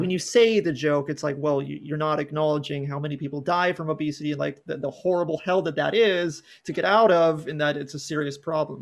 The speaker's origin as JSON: {"language": "English", "region": "California", "country": "United States", "tie": "born or raised there", "also_born_or_lived": "San Diego", "said": "I grew up in California, I live in San Diego"}